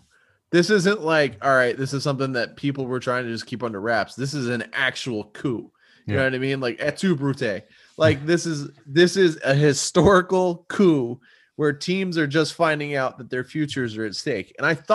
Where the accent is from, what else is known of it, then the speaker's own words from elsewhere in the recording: England, United Kingdom; I grew up in England.